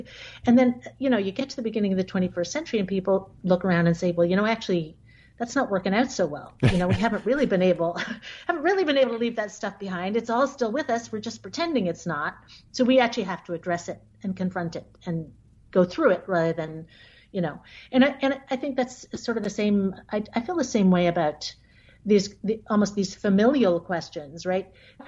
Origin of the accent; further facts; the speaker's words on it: United States; born there; I was the only American in my family. I was born in the United States, but my sister was born in France